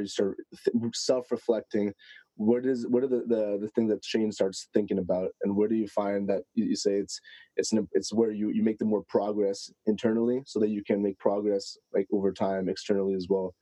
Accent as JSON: {"language": "English", "country": "Canada", "said": "I'm from Canada"}